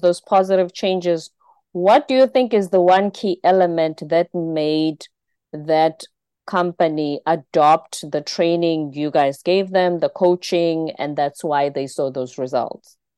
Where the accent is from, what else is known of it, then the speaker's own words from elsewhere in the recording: South Africa; my home country in South Africa